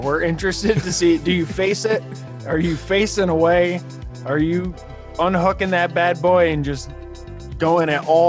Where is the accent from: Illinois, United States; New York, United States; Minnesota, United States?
New York, United States; now in California, United States; in my home state of California, my current home state, New York will always kind of have a special place